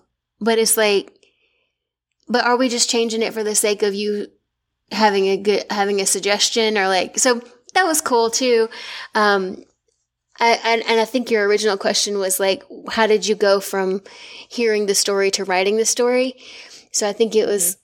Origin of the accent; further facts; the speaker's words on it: the South, United States; if y'all can't hear it from my voice, I'm from the South. I'm not from Boston